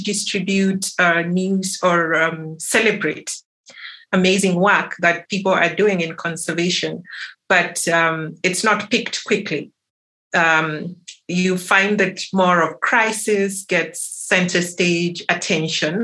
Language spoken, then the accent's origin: English; Kenya; I'm coming from Kenya